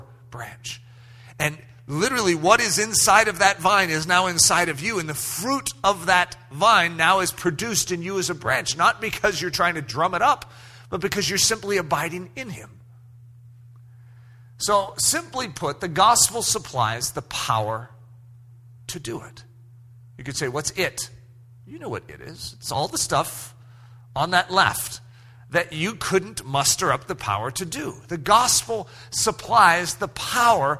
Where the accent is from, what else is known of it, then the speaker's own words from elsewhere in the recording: United States; everything I was raised to understand in American, even Christianity in America